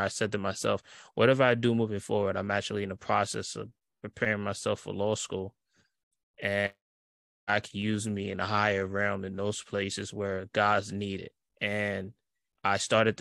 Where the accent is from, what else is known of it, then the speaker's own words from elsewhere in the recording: New York City, New York, United States; I'm from Brooklyn, New York.